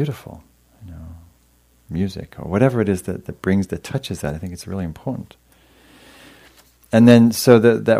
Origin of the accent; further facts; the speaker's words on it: England, United Kingdom; moved away; I was from England